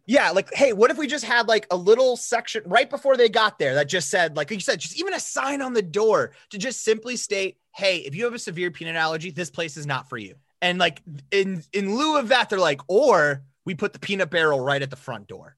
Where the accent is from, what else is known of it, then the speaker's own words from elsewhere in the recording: Rapid City, South Dakota, United States; I grew up in Rapid City, South Dakota